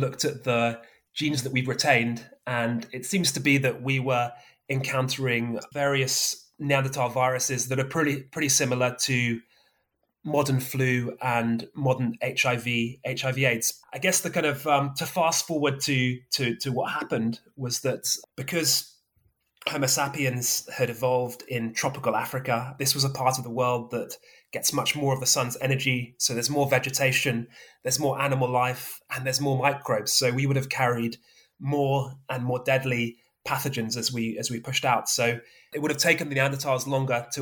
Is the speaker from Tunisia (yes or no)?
no; Somerset, South West England, United Kingdom; moved away; I grew up in Somerset